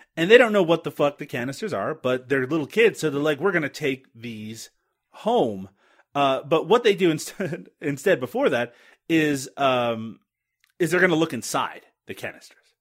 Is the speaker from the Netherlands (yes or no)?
no; Canada; I'm Canadian.